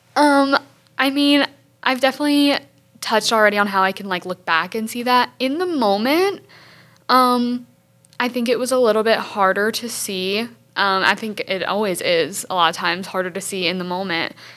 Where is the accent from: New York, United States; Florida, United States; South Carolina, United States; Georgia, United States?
South Carolina, United States; Hartsville; I'm a junior communications major from Hartsville, South Carolina